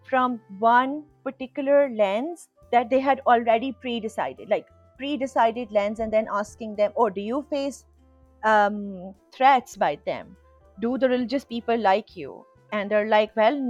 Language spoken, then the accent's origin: English; Pakistan